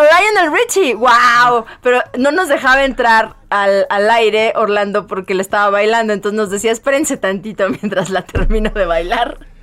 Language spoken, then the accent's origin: Spanish; Morelia, Michoacán, Mexico; yo soy de Morelia